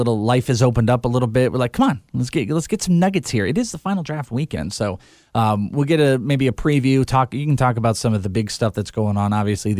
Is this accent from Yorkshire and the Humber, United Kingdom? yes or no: no; Wales, United Kingdom; I am Welsh.